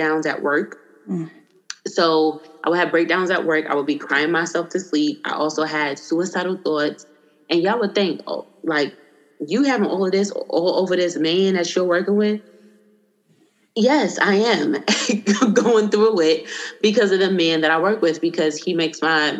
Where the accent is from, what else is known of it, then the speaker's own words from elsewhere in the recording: New York City, New York, United States; also born or lived in Washington, D.C. / Seattle / California; now in Virginia Beach, United States; I was born and raised in Brooklyn, New York